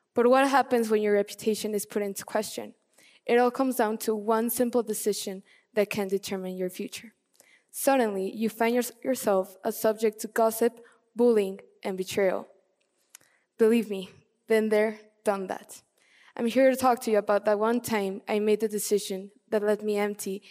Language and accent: English; Mexico City, Mexico; As a little girl, growing up in Mexico City